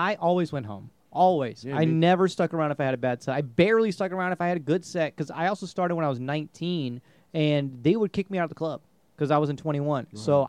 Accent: India; I'm just going to be an engineer. I'm Indian.

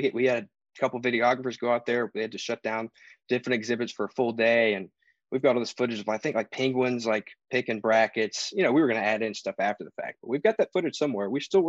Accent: Georgia, United States; I'm from Georgia.

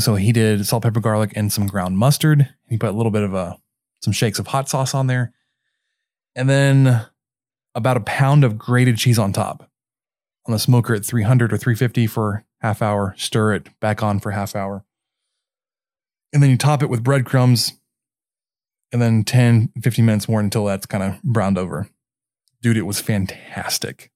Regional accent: Mesquite, Texas, United States; also born or lived in Germany; based in Mesquite, which is my hometown

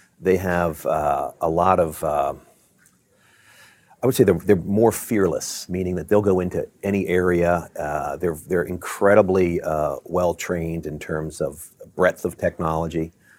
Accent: Baltimore, Maryland, United States; moved away as an adult; also born or lived in Virginia / Michigan; Well, I grew up in Baltimore.

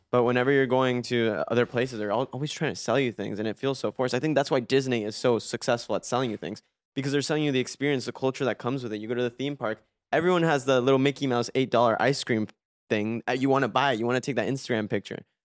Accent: Mexico; moved away; also born or lived in Miami; I grew up in Mexico

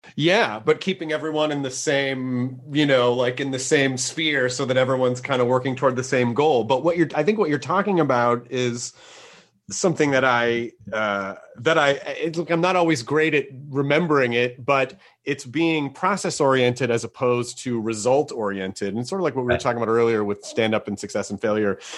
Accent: Tennessee, United States; I'm I'm from Tennessee

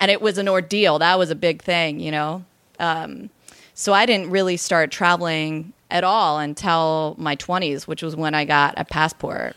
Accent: Riverside, California, United States; I'm originally from Riverside, California.

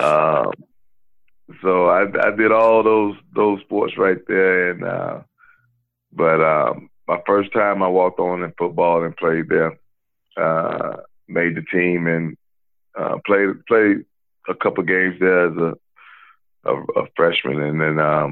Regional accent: Gastonia, North Carolina, United States; my hometown Gastonia

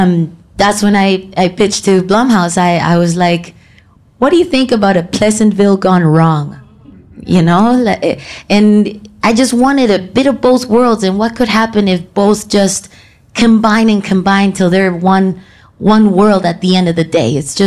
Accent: Vancouver, British Columbia, Canada; But I felt like I was, my whole growing up in Vancouver, I always felt I had two worlds in front of me all the time

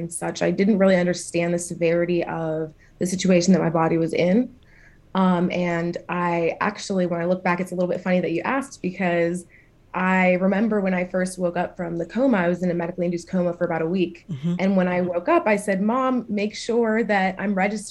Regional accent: Philadelphia, Pennsylvania, United States; I'm from Philadelphia, Pennsylvania

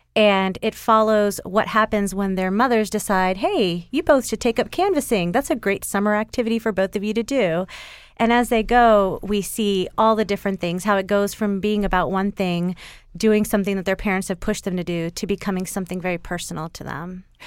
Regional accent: Atlanta, Georgia, United States; We're suburban moms from Atlanta

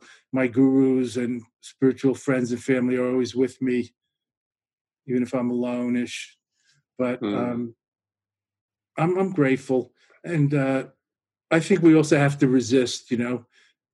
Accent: New York, United States; now in Boston, United States; being a New Yorker originally

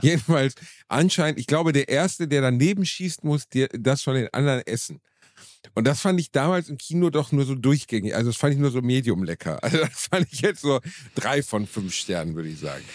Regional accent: Gelsenkirchen, North Rhine-Westphalia, Germany; in Gelsenkirchen, Rotthausen, wo ich herkomme

